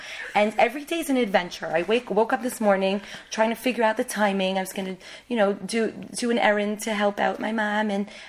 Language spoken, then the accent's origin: English; New York City, New York, United States; now in Israel; I was born in Manhattan, and my parents always had a tremendous passion for Eretz Yisrael. and they always wanted to make Aliyah. And they did actually make Aliyah all together, myself and my siblings. We made Aliyah in 1990, the year of the Gulf War.